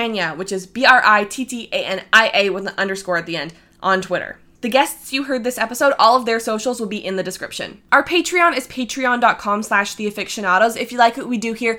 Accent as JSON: {"language": "English", "country": "Canada", "said": "We're all Canadian here"}